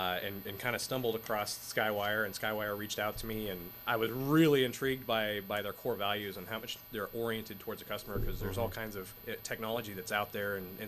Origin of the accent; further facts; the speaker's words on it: Kansas City, United States; I'm originally from Kansas City area.